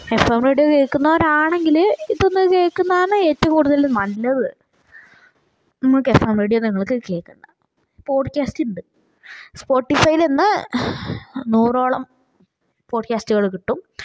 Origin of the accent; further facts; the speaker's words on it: Wayanad, Kerala, India; ഞാൻ ശരിക്കും പറഞ്ഞാൽ ഞാൻ വയനാട്ടുകാരന് തന്നെയാണ്